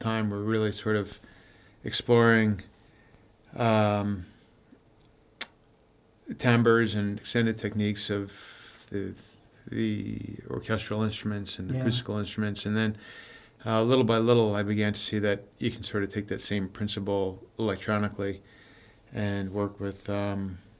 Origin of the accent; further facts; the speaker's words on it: Long Island, New York, United States; moved away as an adult; now in Los Angeles, United States; I'm from Long Island, New York